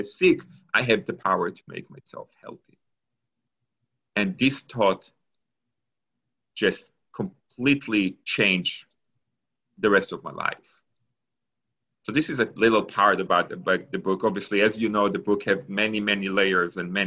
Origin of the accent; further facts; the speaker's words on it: Israel; English is a second language; moved away as an adult; also born or lived in Argentina; now in Pittsburgh, United States; So I was born in Argentina. And when I was 3 years old, my family moved to Israel. And I grew up in Israel until after I finished high school.